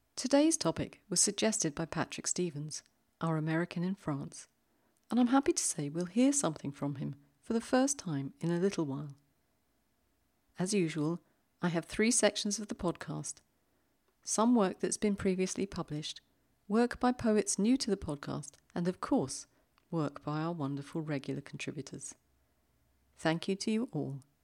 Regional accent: London, United Kingdom; accent: British; moved away as an adult; now in Zurich, Switzerland; I grew up in London and have lived here in Switzerland for over twenty years

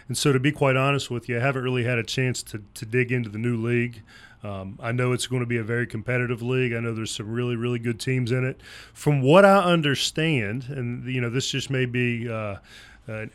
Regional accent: St. Albans, West Virginia, United States; moved away; we're both from St. Albans, which, again, is about 40 minutes up the road.

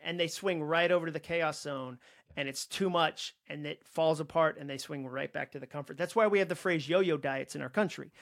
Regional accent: Massachusetts, United States; I grew up in Massachusetts

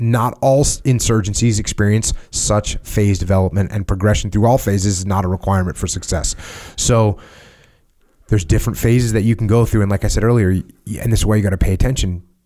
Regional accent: United States; we're Americans

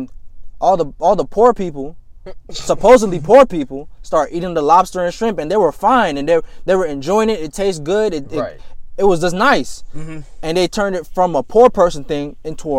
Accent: Jamaica; also born or lived in Grenada; I come from Jamaica

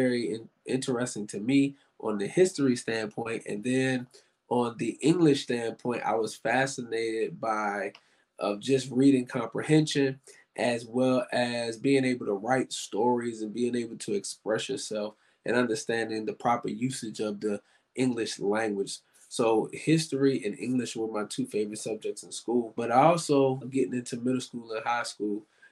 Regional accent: Richmond, Virginia, United States; moved away; I was born and raised in Richmond and graduated high school

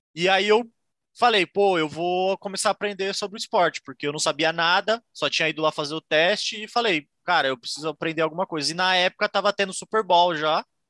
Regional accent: Santos, São Paulo, Brazil; moved away as an adult; now in Ireland; eu sou de Santos, São Paulo

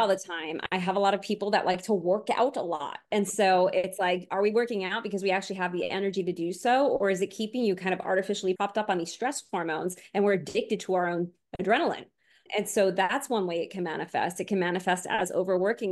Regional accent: Long Island, New York, United States; moved away; also born or lived in Florida; I grew up on Long Island before my family moved to Florida

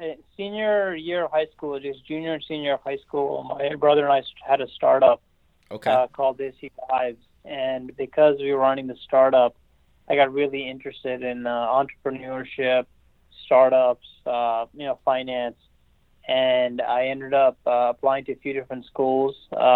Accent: Silver Spring, Maryland, United States; I grew up in Silver Spring, Maryland, in a small town called Burnsville.

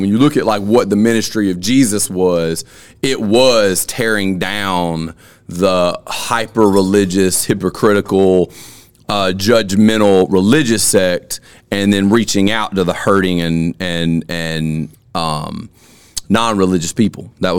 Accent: Lamar County, Alabama, United States; now in Lowndes County, Mississippi, United States; I'm from Alabama.

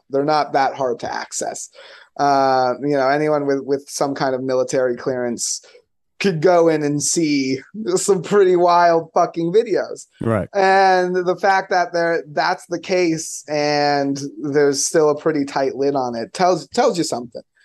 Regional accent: Florida, United States; I'm from Florida

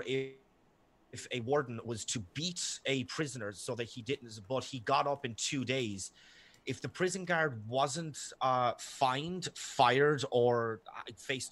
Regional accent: Ireland; I'm Irish and thousands of fucking miles away

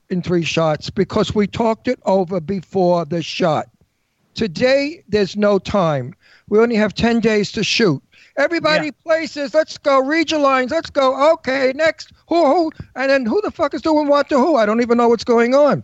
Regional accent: New York City, New York, United States; accent: Brooklyn; I'm from Brooklyn. My accent's natural

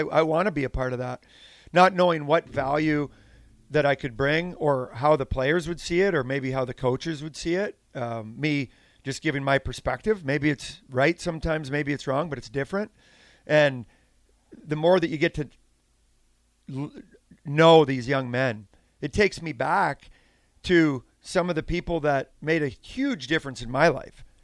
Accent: Saskatchewan, Canada; moved away; I grew up on a farm in Saskatchewan, Western Canada

